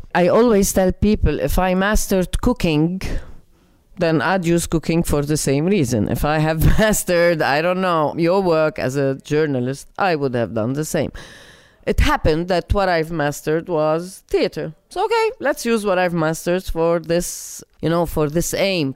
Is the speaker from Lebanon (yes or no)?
yes; Lebanon; moved away as an adult; also born or lived in United States; I come back to Lebanon from the States